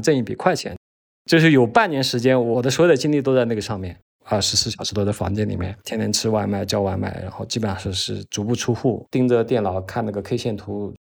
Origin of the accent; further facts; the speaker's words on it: Hunan, China; moved away; also born or lived in Dali; 我来自湖南，今年将近四十了吧